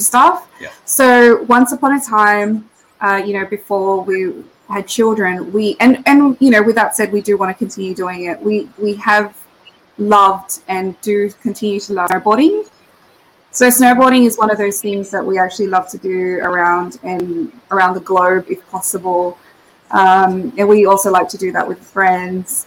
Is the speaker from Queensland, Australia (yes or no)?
no; Sydney, New South Wales, Australia; also born or lived in Philippines; and also super proud of the fact that I was also raised here. So we came here back in '88